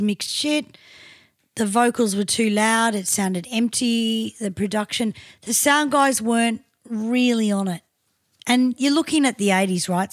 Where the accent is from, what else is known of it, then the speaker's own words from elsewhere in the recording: Australia; as an Australian